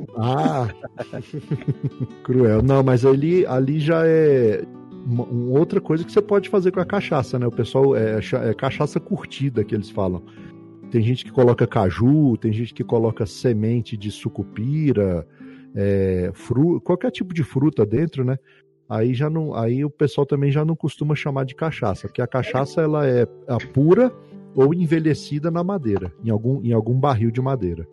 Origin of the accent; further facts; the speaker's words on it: Brasília, Federal District, Brazil; eu nasci em Brasília